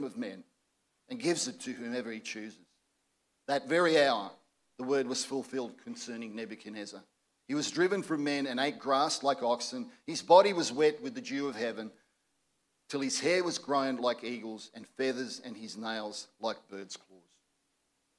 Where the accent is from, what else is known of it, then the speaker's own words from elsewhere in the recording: Croatia; now in Australia; my own relatives from my native Croatia